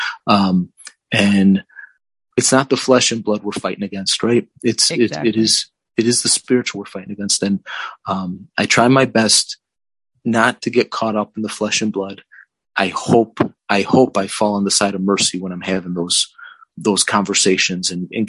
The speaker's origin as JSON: {"language": "English", "town": "Chicago", "region": "Illinois", "country": "United States", "tie": "born or raised there", "said": "I grew up on the South Side of Chicago in Chicago politics"}